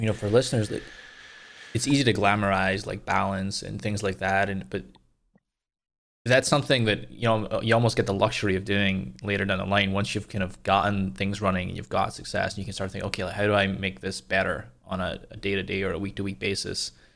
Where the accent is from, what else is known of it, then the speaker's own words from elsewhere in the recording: Scotland, United Kingdom; coming from Scotland